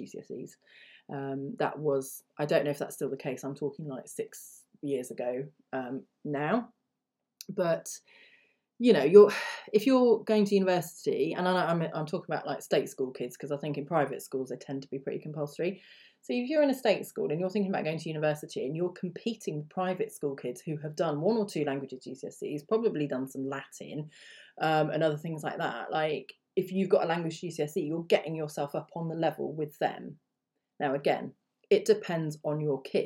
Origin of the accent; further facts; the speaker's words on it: United Kingdom; first language English; as a British person